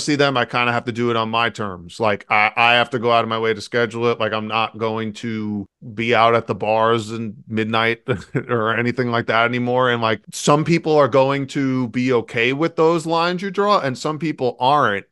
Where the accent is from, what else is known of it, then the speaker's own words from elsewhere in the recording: New York City, New York, United States; I grew up and lived in New York City.